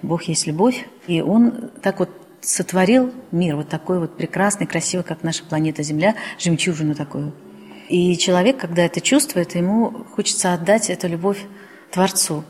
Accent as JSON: {"language": "Russian", "region": "Saint Petersburg", "country": "Russia", "tie": "born or raised there", "said": "Я коренной житель Петербурга. Родилась когда-то, это был Ленинград"}